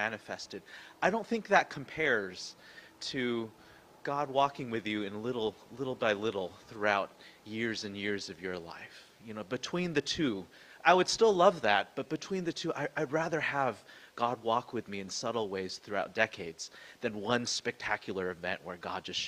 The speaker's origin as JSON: {"language": "English", "town": "San Jose", "region": "California", "country": "United States", "tie": "born or raised there", "also_born_or_lived": "Vancouver", "moved": "yes", "said": "the house that I grew up in San Jose"}